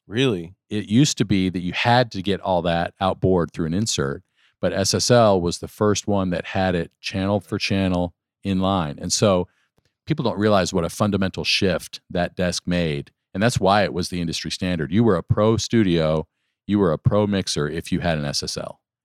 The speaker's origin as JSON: {"language": "English", "region": "Western New York State", "country": "United States", "tie": "born or raised there", "said": "I grew up in Western New York State"}